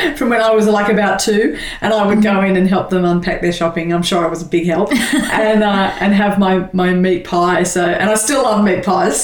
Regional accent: Sydney, New South Wales, Australia; I was born in Sydney and on the North Shore of Sydney. Grew up in a family of two brothers and a sister. Leafy, I remember trees and leafy streets, and uh, and yeah, I've lived in Sydney all my life.

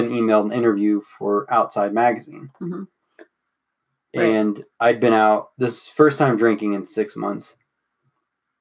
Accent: United States; we're American

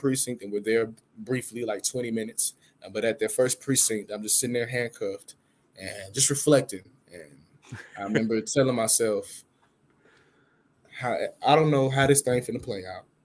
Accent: Atlanta, Georgia, United States; I'm from Atlanta, a.k.a. the city of finesse

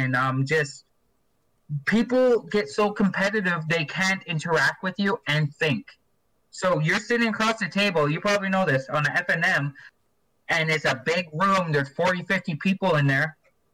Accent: Vancouver Island, British Columbia, Canada; also born or lived in Edson, Alberta; now in Rocky Mountain House, Canada; I grew up on Vancouver Island, and it's surrounded by rivers and lakes

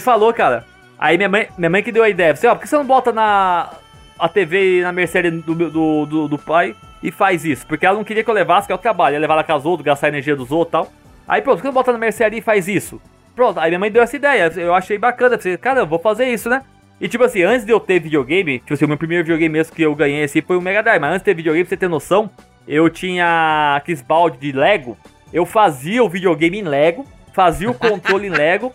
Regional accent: Mogi Mirim, São Paulo, Brazil; moved away as an adult; sou do Mojimirim mesmo

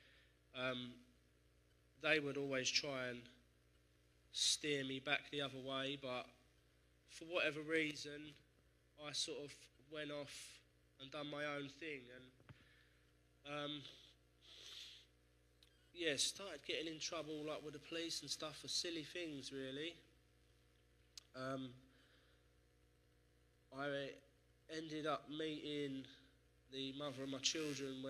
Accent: Essex, East of England, United Kingdom; I grew up in Essex

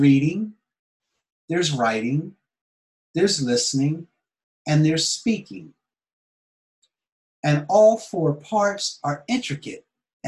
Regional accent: Philadelphia, Pennsylvania, United States; moved away as an adult; now in Japan; I was born in Philadelphia, Pennsylvania, in America

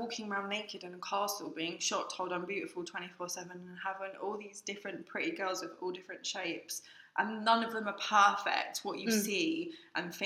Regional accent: Eastbourne, South East England, United Kingdom; also born or lived in Lewes; I went to Lewis College and I'm from Eastbourne

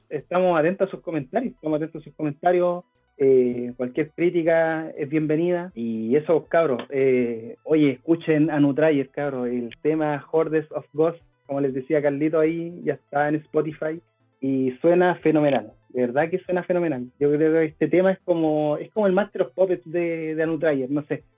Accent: Venezuela; soy venezolano

